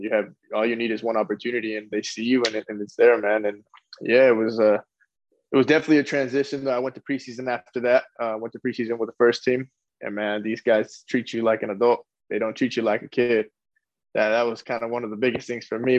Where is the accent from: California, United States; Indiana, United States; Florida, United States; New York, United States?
California, United States; Lompoc; moved away; also born or lived in Casa Grande; where I come from Lompoc, there's nothing to do as well.